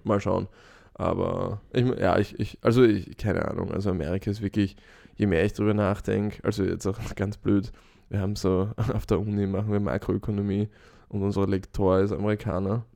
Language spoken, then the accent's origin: German; Vienna, Austria; ich sehe mich zuerst als Europäer und zweitens als Österreicher